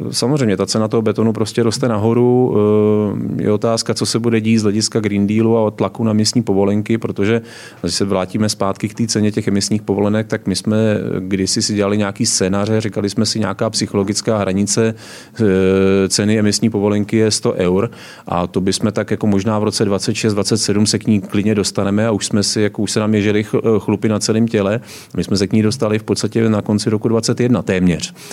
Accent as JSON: {"language": "Czech", "area": "Sokolov region", "region": "Karlovy Vary Region", "country": "Czechia", "tie": "born or raised there", "said": "Já jsem vyrůstal tam na Hornickém Sokolovsku"}